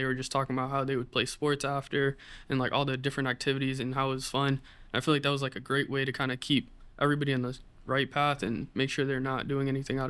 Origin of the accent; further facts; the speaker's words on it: Brockton, Massachusetts, United States; I'm from Brockton, Massachusetts.